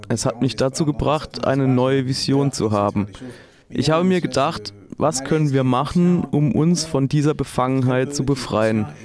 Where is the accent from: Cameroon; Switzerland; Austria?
Cameroon; Ich bin in Kamerun geboren und aufgewachsen, aber ich bin auch viel euh, gereist und habe dadurch einen Außenblick auf die Ereignisse.